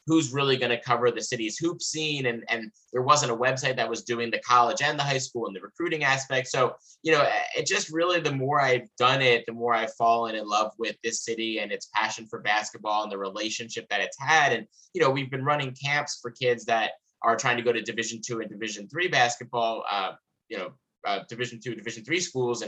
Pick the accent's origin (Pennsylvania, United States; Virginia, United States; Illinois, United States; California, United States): Pennsylvania, United States; Lower Merion; Local kid born and raised in Lower Murray